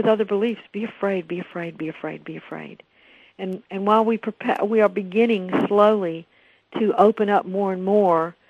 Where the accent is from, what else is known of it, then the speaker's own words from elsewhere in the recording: the South, United States; I grew up in the South